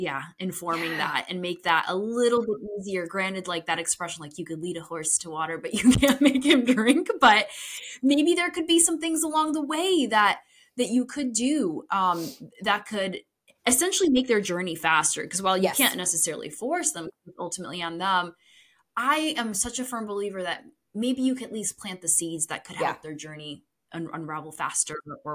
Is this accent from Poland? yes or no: yes; Poland; born there; You know, I was born in Poland, very immigrant traditional upbringing.